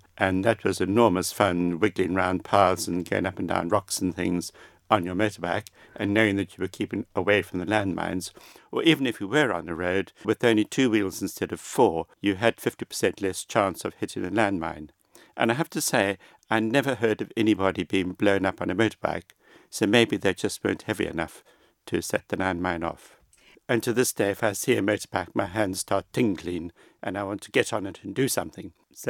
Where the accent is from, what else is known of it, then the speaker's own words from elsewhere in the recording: Zimbabwe; Well, as you know, I grew up in Zimbabwe. It was then called Rhodesia because this was before 1980.